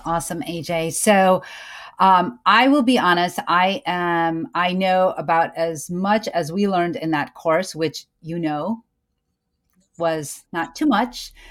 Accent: United States; I am an American born certified O B G Y N, a mom, a Muslim

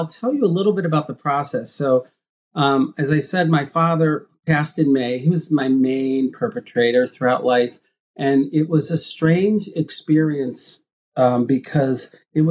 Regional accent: Midwest, United States; being gay and growing up in the Midwest

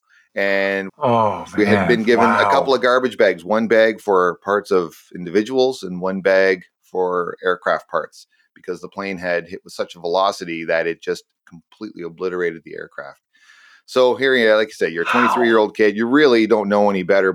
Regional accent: Canada; I'm a Canadian

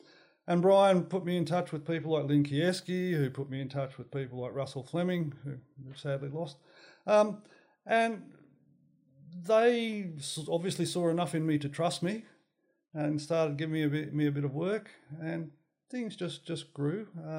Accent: New South Wales, Australia; also born or lived in Tenterfield / Pittsworth / Maroochydore; All right, I was born in Tenterfield, which really is part of Queensland, New South Wales. Just think they own it, and we moved throughout country New South Wales for a number of years, then up to Pittsworth in Queensland, and I finished my high school in Maroochydore.

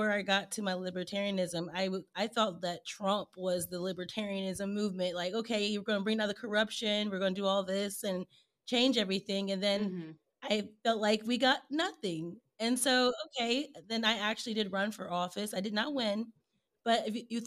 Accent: Indiana, United States; moved away as an adult; also born or lived in Texas; I was actually born and raised in Indiana, in the cornfields and the bean fields

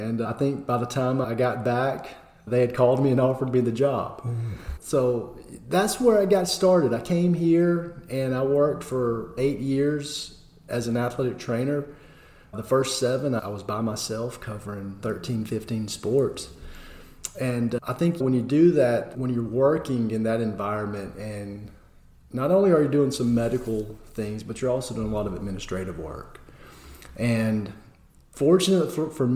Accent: Concord, Georgia, United States; moved away as an adult; also born or lived in Barnesville, Georgia / Valdosta, Georgia / Kentucky; now in Athens, Tennessee, United States; I was born and raised in Concord, Georgia, which is in Pike County

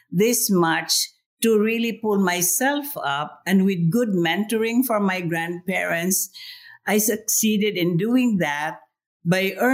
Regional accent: Philippines; Oh, uh, I grew up with my grandparents. I was one of 13 children.

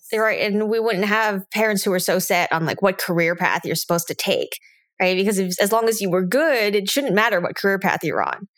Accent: United States; me growing up in the United States

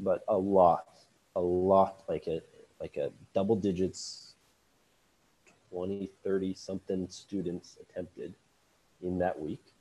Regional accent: Lincoln, Nebraska, United States; I am born and raised in Lincoln, Nebraska

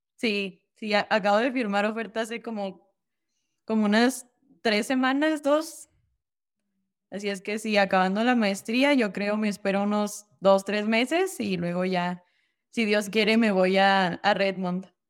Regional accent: Durango, Mexico; moved away as an adult; nací yo en Durango, Durango, ahí estudié hasta que acabé la preparatoria a los 18

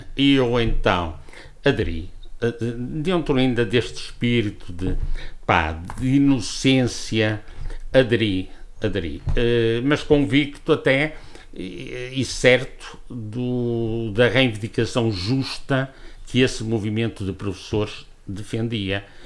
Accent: Portugal; also born or lived in Porto; Eu sou oriundo de Santa Marta, estudei aqui, fui para o Porto

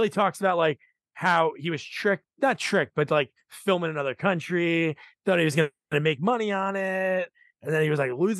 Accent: New Jersey, United States; I'm a Jersey. I'm from Jersey.

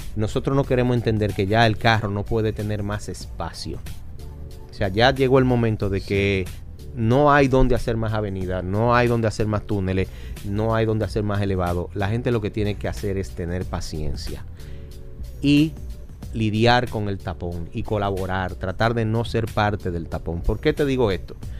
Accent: Dominican Republic; nosotros los dominicanos

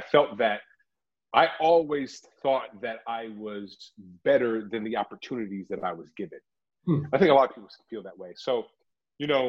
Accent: Oakland, California, United States; I'm from Oakland, California. I grew up watching hip hop

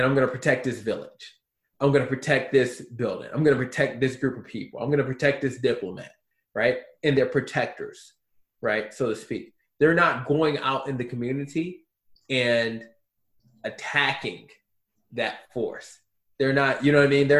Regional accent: Baltimore, Maryland, United States; moved away as an adult; now in Gilbert, United States; I'm from Baltimore, I only lived in one, like, messed up city my whole life

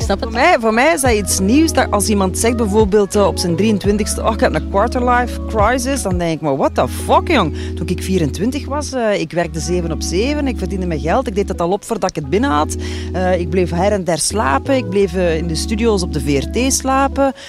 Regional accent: Limburg, Flanders, Belgium; ik ben een Limburgse

